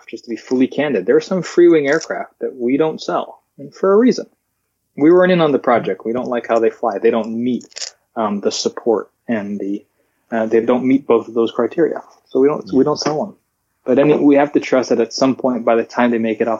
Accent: Alaska, United States; born there; I forward to my my friends in in Alaska. I was born in Alaska saying

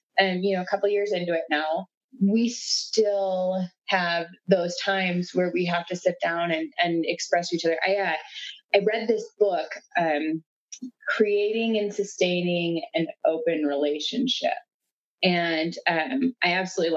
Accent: South Dakota, United States; moved away; we are originally from South Dakota.

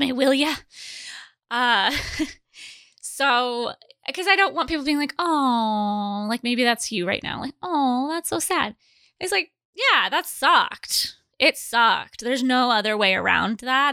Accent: Fort Dodge and Manson, Iowa, United States; So we moved, my mom and I moved from Fort Dodge to Manson. So I had to start over at school. I was, started in seventh grade

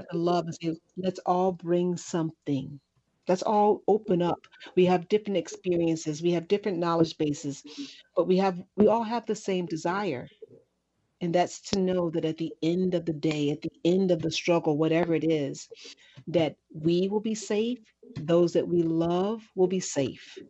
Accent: Chicago, Illinois, United States; I'm from the South Side of Chicago, and I grew up in extreme poverty

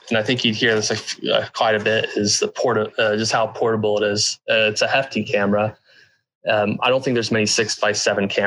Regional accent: United States; growing up in the Sierra Nevada mountains

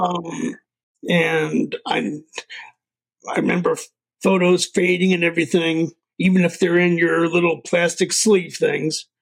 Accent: Potomac, Maryland, United States; now in Charles Town, United States; I was born and raised in Potomac, Maryland.

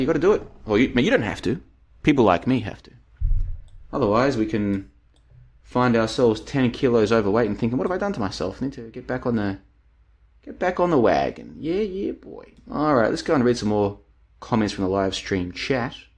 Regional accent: Australia; moved away; I am an Australian, of course. I used to live there

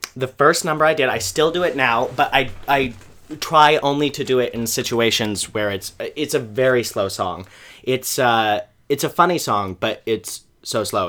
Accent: Kingman, Arizona, United States; born or raised there; moved away as an adult; also born or lived in Moscow, Idaho; now in New York, United States

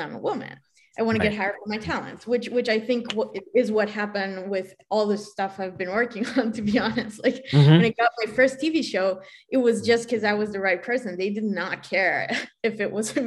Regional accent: Israel; moved away; I'm originally from Israel.

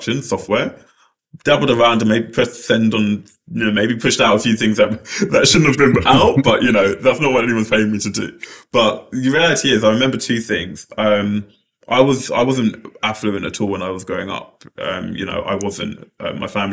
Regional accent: London, United Kingdom; I grew up in Lewisham Borough

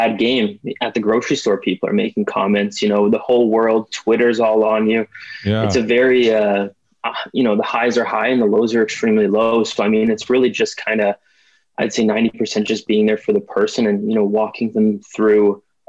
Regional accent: Ottawa, Ontario, Canada; I'm from Ottawa, Ontario, Canada.

